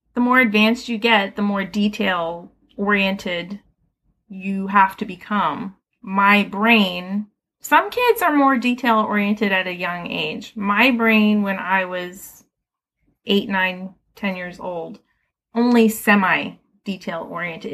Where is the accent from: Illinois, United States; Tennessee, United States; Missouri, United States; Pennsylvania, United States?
Pennsylvania, United States; Philadelphia; I grew up right here in Philadelphia. I grew up in West Philly, actually, over by Penn and Drexel